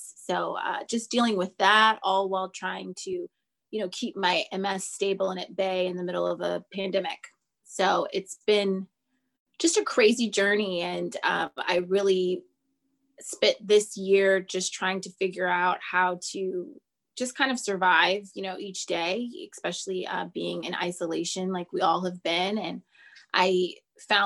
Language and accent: English; Los Angeles, California, United States; I am from Los Angeles, California